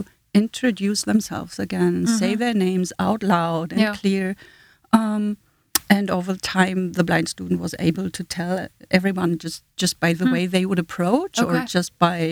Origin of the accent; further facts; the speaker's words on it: Germany; accent: German; first language German; English is a second language; moved away as an adult; also born or lived in Hanover, Germany / Southend-on-Sea, England / Washington, D.C.; now in United States; as a German, I grew up in the German school system